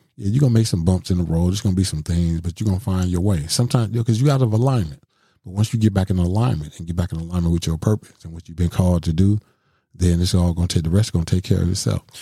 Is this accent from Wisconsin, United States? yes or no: yes; Milwaukee, Wisconsin, United States; I grew up in Milwaukee, you know, main, main streets of Milwaukee